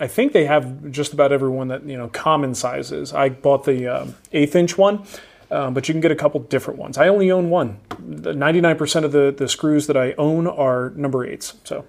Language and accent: English; Trenton, New Jersey, United States; I am from Trenton, New Jersey, okay?